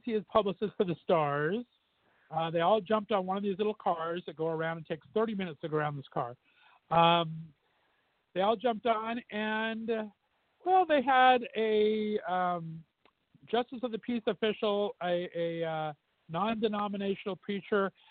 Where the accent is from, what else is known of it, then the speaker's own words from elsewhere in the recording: Southern California, United States; now in Las Vegas, United States; I grew up in Southern California, we had the San Gabriel Mountain Range